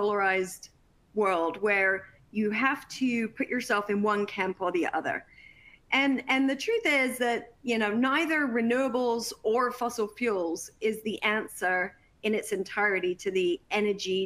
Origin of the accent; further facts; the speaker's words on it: Worthing, South East England, United Kingdom; my hometown of Worthing in England